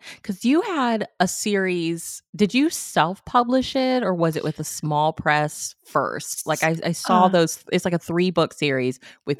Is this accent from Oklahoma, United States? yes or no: no; Missouri, United States; like, I'm from Missouri, and like the part of Missouri I'm from, like the railroad has such a like huge history.